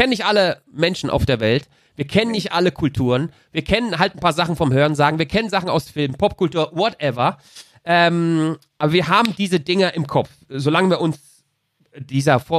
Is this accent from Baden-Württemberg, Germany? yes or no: yes; Mannheim, Baden-Württemberg, Germany; Ich konnte immer gut ich Deutsch. Bin Mannheimer.